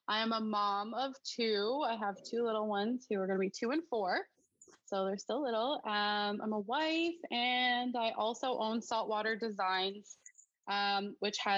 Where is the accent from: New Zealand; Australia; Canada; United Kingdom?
Canada; Alberta; moved away as an adult; now in Newfoundland, Canada; I grew up in Alberta.